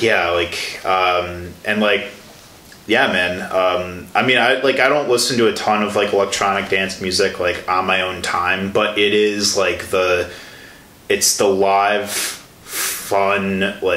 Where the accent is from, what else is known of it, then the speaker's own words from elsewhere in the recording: Chicago, Illinois, United States; moved away; I'm from Chicago